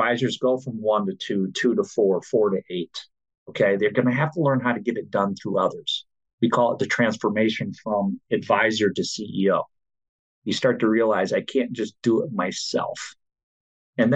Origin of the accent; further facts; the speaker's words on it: Michigan, United States; I grew up in Michigan